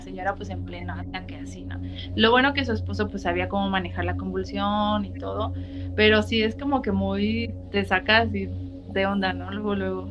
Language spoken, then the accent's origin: Spanish; Cuautla, Morelos, Mexico; yo cuando era niña vivíamos en Cuautla, era una zona semi rural